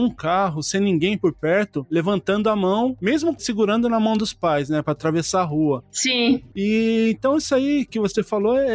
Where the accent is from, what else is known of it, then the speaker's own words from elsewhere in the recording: Brazil; now in Japan; A gente, como brasileiro, chega aqui no Japão, a gente vem com essa mentalidade do brasileiro, né?